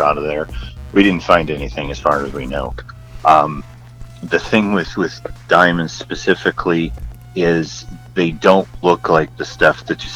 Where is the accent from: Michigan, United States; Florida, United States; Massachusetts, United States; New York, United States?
New York, United States; upstate; moved away; also born or lived in Texas; I grew up in a small town in upstate New York